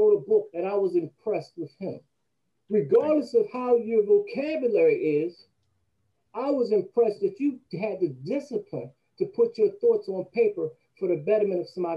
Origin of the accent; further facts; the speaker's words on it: Atlantic City, New Jersey, United States; I'm from Atlantic City.